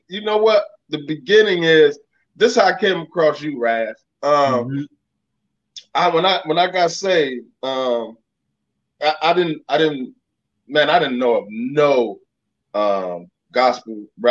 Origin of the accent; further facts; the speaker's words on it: Rockford, Illinois, United States; I'm from Rockford, which is right outside Chicago